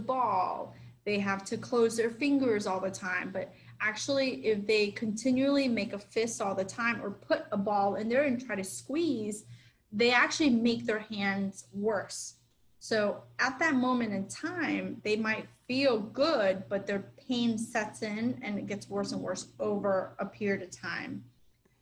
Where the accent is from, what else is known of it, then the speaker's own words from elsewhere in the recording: Miami, Florida, United States; I'm a Miami girl